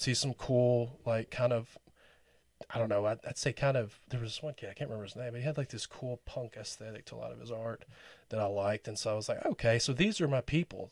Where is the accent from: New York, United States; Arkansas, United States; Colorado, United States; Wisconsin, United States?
Arkansas, United States; England; also born or lived in Tempe, Arizona; now in Rogers, United States; I grew up in England, Arkansas, which is like thirty minutes from Little Rock